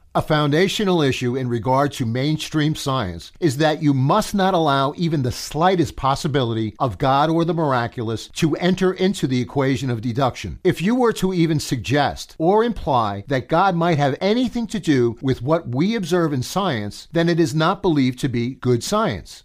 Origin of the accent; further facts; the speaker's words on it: United States; I am an American